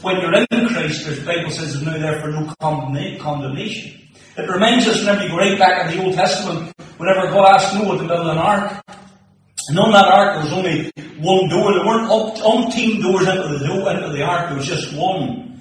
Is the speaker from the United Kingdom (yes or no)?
yes; Moneymore, Northern Ireland, United Kingdom; now in Tobermore, United Kingdom; So I grew up in Moneymore, now live in Tubbermore